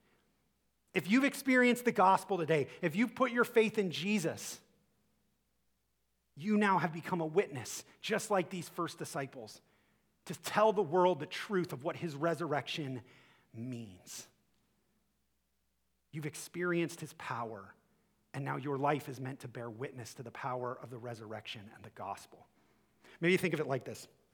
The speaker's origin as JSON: {"language": "English", "town": "Akron", "region": "Ohio", "country": "United States", "said": "I'm from Akron"}